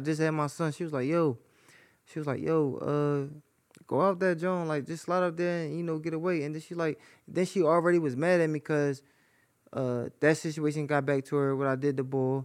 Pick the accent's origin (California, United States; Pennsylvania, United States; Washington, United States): Pennsylvania, United States; Philadelphia; moved away as an adult; now in Atlanta, United States; I'm from North Philly